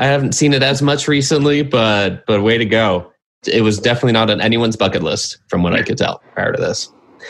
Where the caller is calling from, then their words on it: Phoenix, Arizona, United States; I'm calling in from Phoenix.